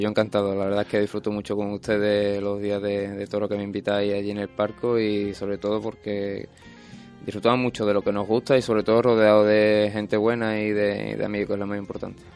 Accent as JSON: {"language": "Spanish", "town": "El Puerto de Santa María", "region": "Andalusia", "country": "Spain", "said": "a mí me cerraron las puertas de, de mi plaza dos años consecutivos"}